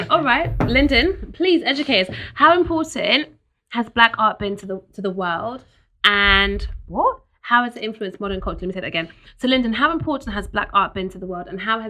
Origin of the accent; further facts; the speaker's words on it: the north of England, United Kingdom; now in London, United Kingdom; I'm also not a Londoner, and I'm very happy not to be one. I'm okay with it, actually. I will class myself a Northerner for the rest of my life.